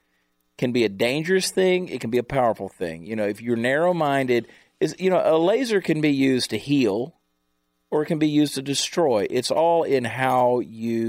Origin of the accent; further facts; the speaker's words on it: Ramsey, New Jersey, United States; also born or lived in Georgia; I was born in New Jersey